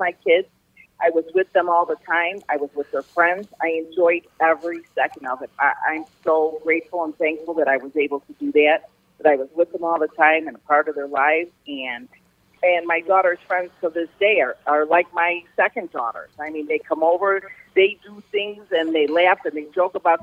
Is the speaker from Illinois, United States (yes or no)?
yes; River Forest, Illinois, United States; also born or lived in Norridge, Illinois; I grew up in River Forest, living with my parents